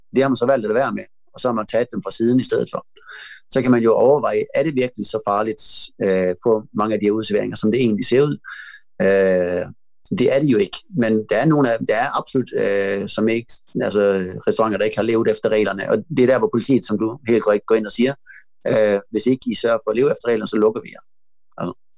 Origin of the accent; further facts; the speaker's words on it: Malmö, Skåne, Sweden; Jeg kommer fra Malmø, hvor der er mange indbyggere